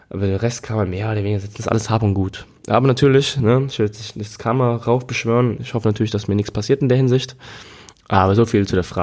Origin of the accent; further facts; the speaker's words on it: Germany; Und ich meine, hier als Deutsche, glaube ich, geht's noch.